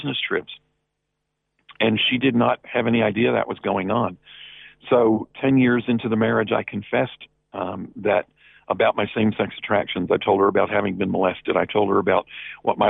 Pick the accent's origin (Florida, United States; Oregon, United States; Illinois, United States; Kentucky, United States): Kentucky, United States; Lexington; also born or lived in New Jersey / Louisville, Kentucky; I was raised in a city in Kentucky called Lexington.